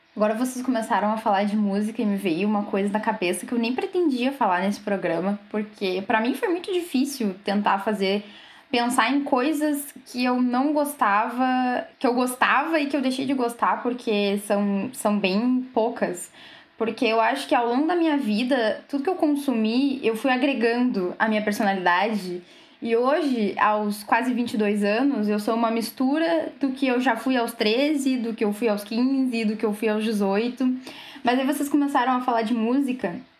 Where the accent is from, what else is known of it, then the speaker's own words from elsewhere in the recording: Rio Grande, Rio Grande do Sul, Brazil; eu sou de Rio Grande